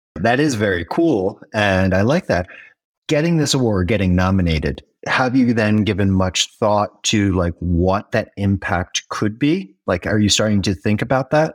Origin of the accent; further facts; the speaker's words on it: United States; As an American raised on the whole American dream